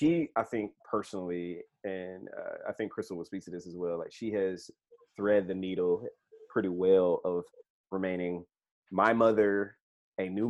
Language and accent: English; San Diego, California, United States; I was born in San Diego